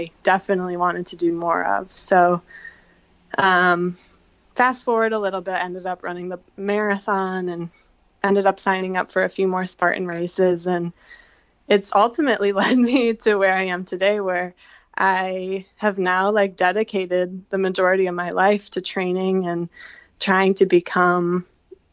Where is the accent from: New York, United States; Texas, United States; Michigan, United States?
Michigan, United States; Detroit; moved away as an adult; I am originally from Michigan. I grew up in the suburbs of Detroit